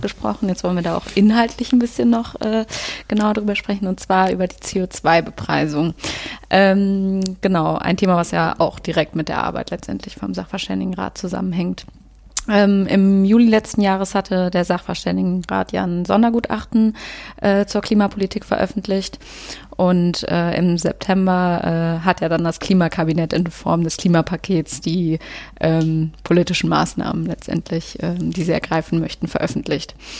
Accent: Cologne, North Rhine-Westphalia, Germany; als Kölnerin

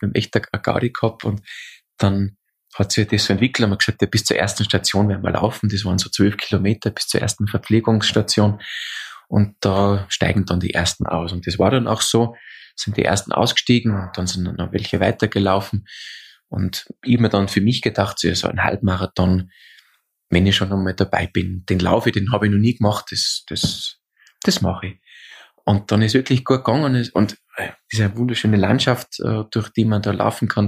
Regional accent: Austria; Bei uns in Österreich sagt man diesen, diese, also Polterei macht

